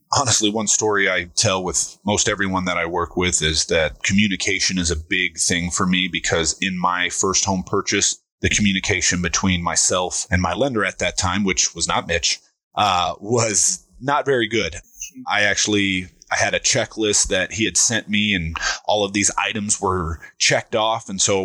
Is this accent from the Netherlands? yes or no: no; San Diego, California, United States; born there; also born or lived in Pensacola / Virginia Beach; I was born in San Diego, lived in Pensacola, Florida, Virginia Beach, Virginia, and then we ended up out here when I was around 10.